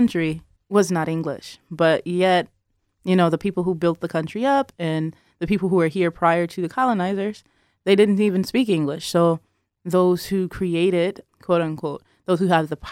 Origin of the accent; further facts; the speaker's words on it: Detroit, Michigan, United States; I'm from Detroit.